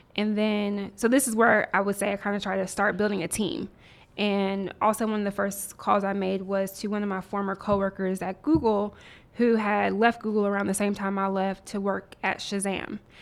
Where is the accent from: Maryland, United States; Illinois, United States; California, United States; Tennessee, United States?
Tennessee, United States; Nashville; moved away as an adult; also born or lived in Mobile, Alabama / Washington, D.C. / Silicon Valley; now in Atlanta, United States; moved to Nashville, Tennessee, and grew up primarily in Nashville